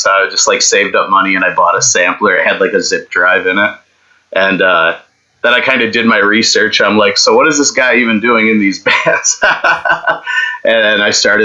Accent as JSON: {"language": "English", "town": "Silver Springs", "region": "New York", "country": "United States", "tie": "born or raised there", "said": "I grew up in Silver Springs, Warsaw, New York. It's near Letcher State Park, but Podunk Town. It's about an hour, 10 minutes from Buffalo"}